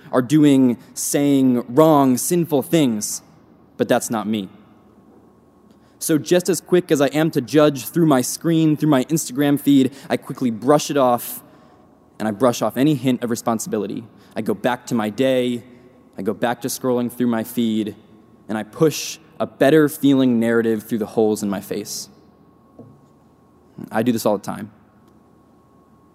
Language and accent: English; Pennsylvania, United States; I'm from Pennsylvania, so this resonates with me all the more as a Northerner